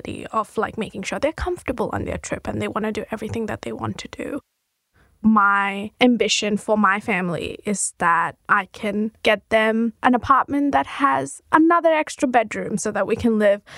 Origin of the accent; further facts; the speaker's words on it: Mumbai, Maharashtra, India; now in Australia; I am from Mumbai, India